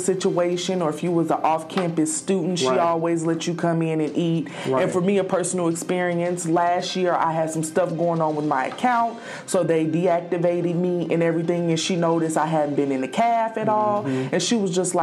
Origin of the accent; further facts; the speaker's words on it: Indianapolis, Indiana, United States; now in Jefferson City, United States; I am from Indianapolis, Indiana